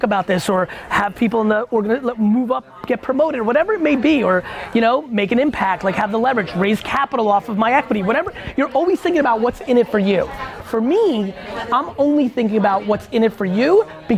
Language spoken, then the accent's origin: English; Edison, New Jersey, United States; I grew up in Edison, New Jersey, where all my best friends were Indian immigrants